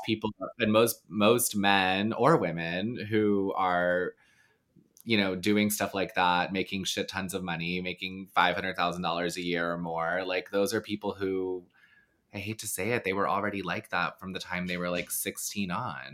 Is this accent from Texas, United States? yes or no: yes; the South, Texas, United States; moved away; I grew up in the South